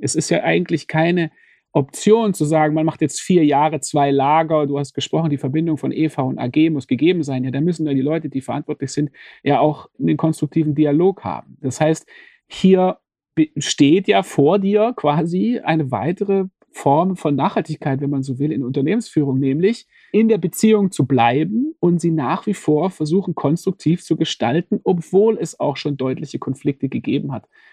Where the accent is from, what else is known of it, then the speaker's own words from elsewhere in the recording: Stuttgart, Baden-Württemberg, Germany; als jemand, der aufgewachsen ist in Stuttgart